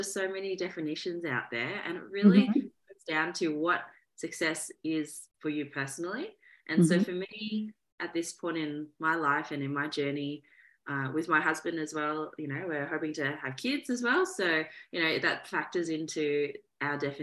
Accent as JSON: {"language": "English", "town": "Melbourne", "region": "Victoria", "country": "Australia", "tie": "born or raised there", "said": "I am from Australia, so born and raised in Melbourne, Australia"}